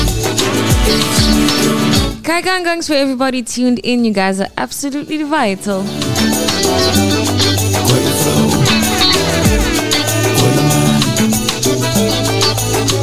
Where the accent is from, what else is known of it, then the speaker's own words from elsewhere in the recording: Kimberley, Northern Cape, South Africa; Was not too far from my hometown. That is Kimberley, baby. Because a Noordkap, baby. You can see, yeah, I am not a Cape Townian